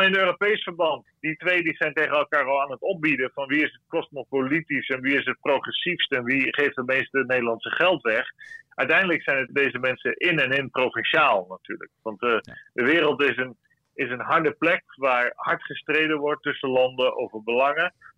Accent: Netherlands; wij hebben als Nederlanders

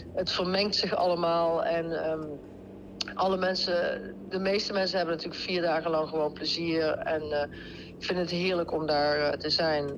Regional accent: Deurne, North Brabant, Netherlands; accent: Brabants; moved away as an adult; Ja, ik kom zeker uit Brabant. Ik kom uit Deurne, dat ligt bij, bij Eindhoven

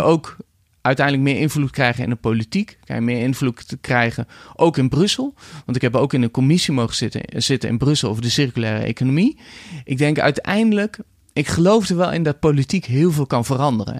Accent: Netherlands; als bevolking, als Nederlanders.

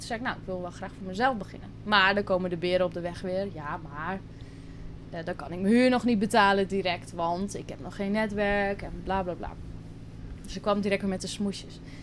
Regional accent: Drenthe, Netherlands; moved away as an adult; now in Curaçao; ik kom uit Drenthe, klein dorpje. En daar heb ik altijd gewoond, ben ik opgegroeid

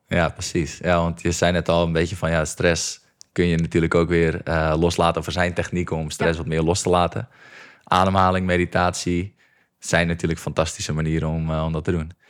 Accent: Egmond, North Holland, Netherlands; ik kom hier uit Egmond. En dat is echt gewoon een klein dorpje met 2000 eh, mensen

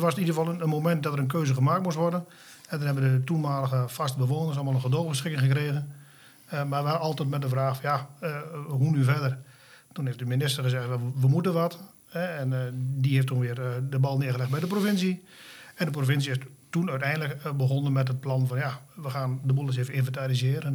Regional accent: Frederiksoord, Drenthe, Netherlands; also born or lived in Wapse; zelf kom ik oorspronkelijk uit Frederikshoorn

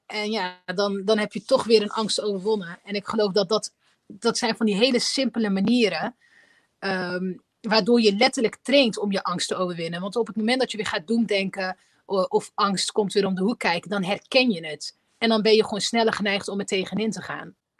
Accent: 's-Hertogenbosch, North Brabant, Netherlands; ik ben eh, in Nederland geboren, ik ben in Den Bosch geboren

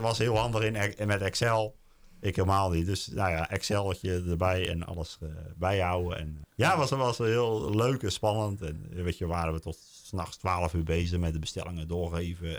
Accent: Oud-Beijerland, South Holland, Netherlands; moved away as an adult; now in Den Bommel, Netherlands; We komen uit Hoekse Waard, ik uit Albeierland

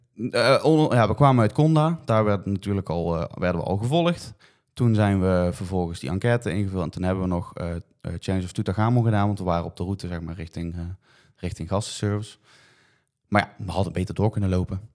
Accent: Netherlands; je bent als Nederlander toch in het buitenland

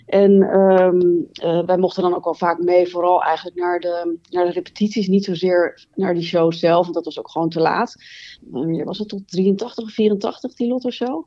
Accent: Het Gooi, North Holland, Netherlands; ik ben opgegroeid in het Gooi

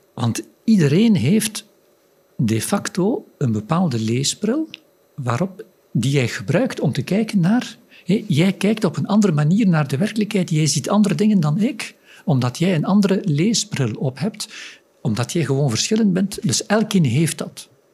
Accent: Flanders, Belgium; ik uit Vlaanderen kom

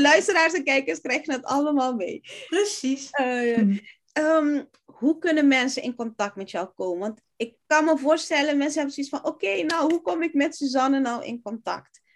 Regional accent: Curaçao; now in Netherlands; ik kom oorspronkelijk uit Curaçao

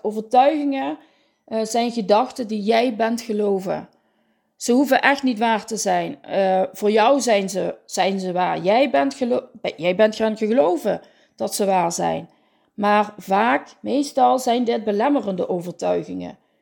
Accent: Limburg, Netherlands; accent: Limburg; Je hoort het aan mijn accent. Ik woon in het zonnige zuiden, in het midden van Limburg tussen Venlo en Roermond.

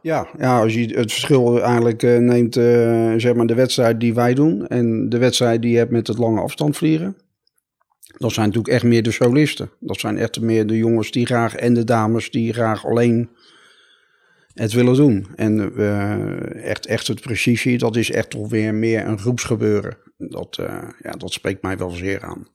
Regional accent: Rotterdam, South Holland, Netherlands; ik kom uit Rotterdam

